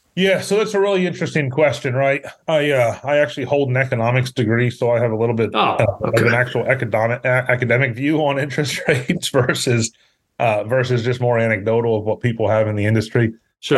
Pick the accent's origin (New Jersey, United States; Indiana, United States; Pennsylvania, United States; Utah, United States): Pennsylvania, United States; moved away as an adult; also born or lived in Syracuse, New York; now in Houston, United States; I grew up up north in Pennsylvania. Live in Houston, Texas today.